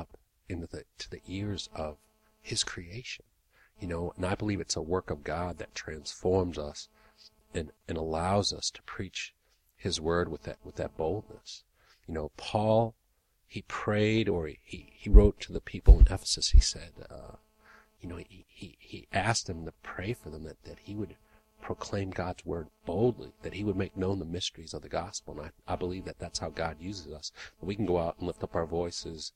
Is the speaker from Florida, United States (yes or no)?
no; Portsmouth, New Hampshire, United States; now in Colorado Springs, United States; I'm originally from Portsmouth, New Hampshire, but I call Colorado Springs